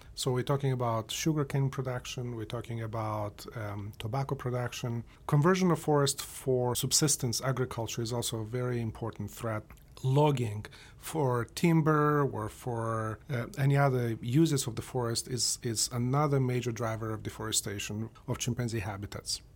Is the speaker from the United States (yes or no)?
no; Moldova; moved away; I grew up in Moldova